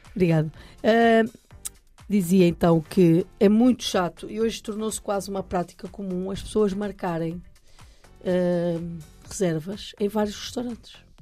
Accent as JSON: {"language": "Portuguese", "area": "near Santo Tirso", "region": "Norte", "country": "Portugal", "tie": "born or raised there", "said": "muito perto da terra onde eu nasci"}